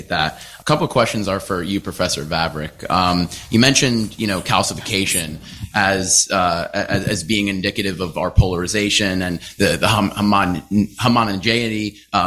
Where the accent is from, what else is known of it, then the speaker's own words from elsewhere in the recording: Long Island, New York, United States; in my home state of New York, on Long Island